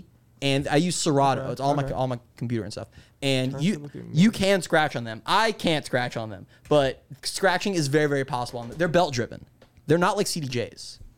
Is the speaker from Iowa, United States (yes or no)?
no; Fort Lauderdale, Florida, United States; now in Tampa, United States; I'm from Fort Lauderdale.